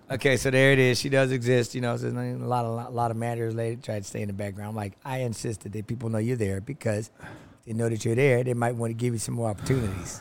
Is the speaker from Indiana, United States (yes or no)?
no; Los Angeles, California, United States; Los Angeles, California